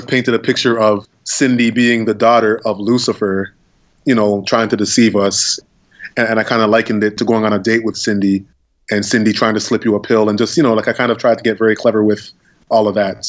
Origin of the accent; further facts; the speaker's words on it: Toronto, Ontario, Canada; Now I go to the States or I go anywhere and I say I'm from Toronto and they're like super excited.